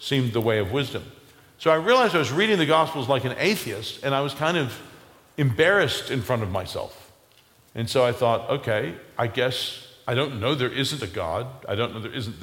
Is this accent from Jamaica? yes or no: no; United States; growing up in America